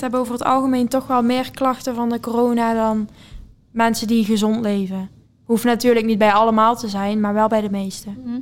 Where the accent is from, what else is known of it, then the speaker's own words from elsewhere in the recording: Venlo, Limburg, Netherlands; 20 jaar en ik kom uit Venlo